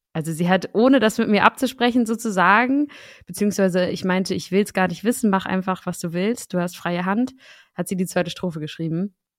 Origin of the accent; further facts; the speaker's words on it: Schleswig-Holstein, Germany; now in Berlin, Germany; Sebastian und ich sind beide Dorfkinder. Und ich komme aus Schleswig-Holstein